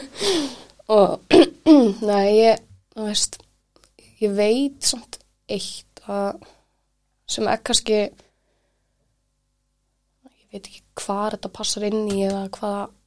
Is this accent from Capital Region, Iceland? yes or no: yes; Kópavogur, Capital Region, Iceland; ég elst upp í Kóboi